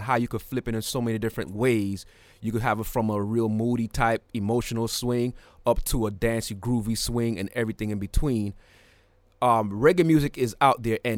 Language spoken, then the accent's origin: English; New York, United States; now in Atlanta, United States; My family's from Jamaica. I was born in Brooklyn